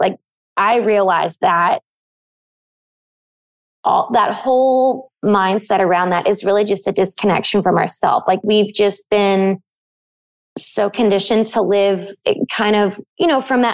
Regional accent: Bible Belt, the South, United States; I grew up in the South in the Bible Belt

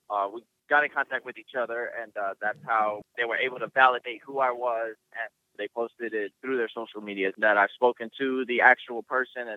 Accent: New York City, New York, United States; moved away as an adult; also born or lived in Fort Hood, Texas / Fort Jackson / Germany; I'm originally from Bronx, New York.

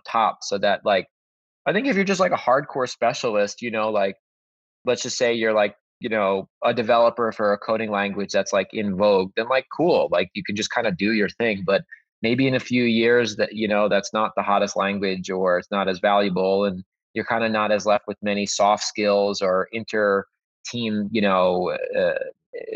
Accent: the Hamptons, Long Island, New York, United States; I grew up in the Hamptons on Long Island

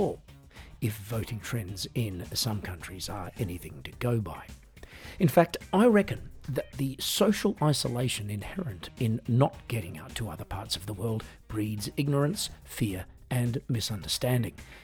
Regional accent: Australia; now in Germany; I'm Australian, but these days I live in Germany and work mostly in Europe

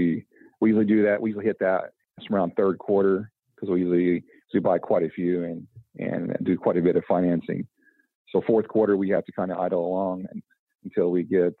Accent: Indianapolis / Southern Indiana, United States; also born or lived in Western Canada; I'm actually from Indy, or the, you know, Southern Indiana.

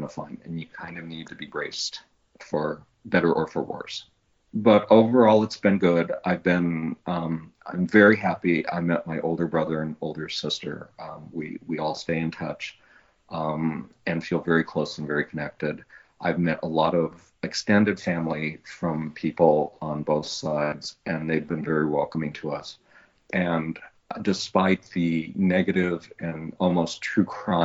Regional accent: Long Beach, California, United States; I was born in Long Beach

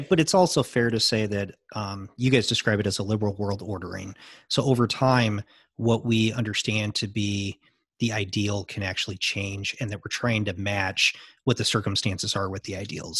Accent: United States; I'm American

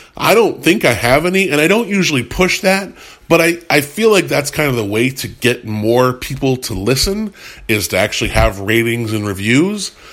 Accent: United States; I'm an I'm an American, a, a white American in the 2010s

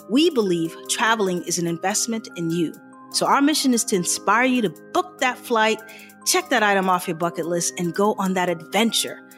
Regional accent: Boston, Massachusetts, United States; now in Japan; I knew coming in like Japan has all the seasons. I was like, you know, I grew up in Boston, it'll be good just for a short time.

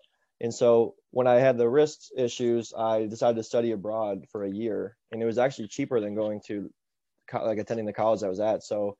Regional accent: Painesville, Ohio, United States; So when I came back to my hometown, Painesville, Ohio is where I'm at. And my mom, who works in the school system that is here, I actually grew up here too.

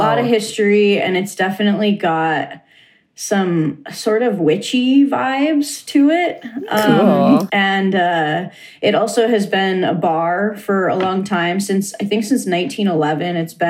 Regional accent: Negaunee, Michigan, United States; now in Oregon, United States; So it's in my hometown. Cool. I'm originally from a town called Negaunee, which is about 10 miles outside of Marquette, Michigan, in the UP.

